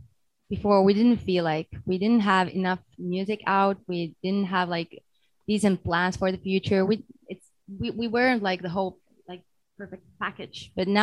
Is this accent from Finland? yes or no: yes; Pori, Satakunta, Finland; my hometown, Pori.